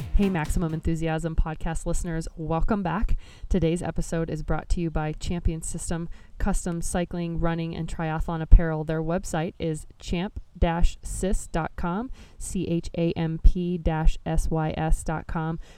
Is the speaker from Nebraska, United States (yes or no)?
yes; Nebraska, United States; my home state of Nebraska